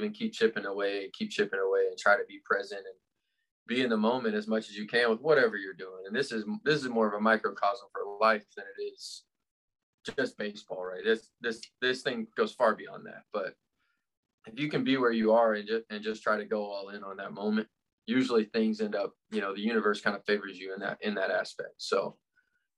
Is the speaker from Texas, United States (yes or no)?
no; Lexington, Kentucky, United States; I grew up in Lexington, Kentucky.